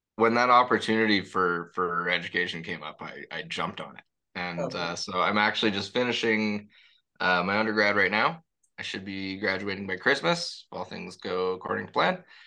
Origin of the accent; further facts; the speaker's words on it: Toronto, Ontario, Canada; also born or lived in Paris, France; I was born and raised in in the Spadina and College area